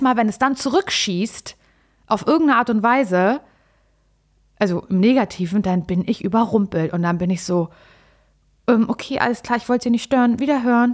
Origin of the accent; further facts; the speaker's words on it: Mecklenburg-Vorpommern, Germany; ich komme ja aus MacPom und da kenne ich das unterkühlte Wesen natürlich auch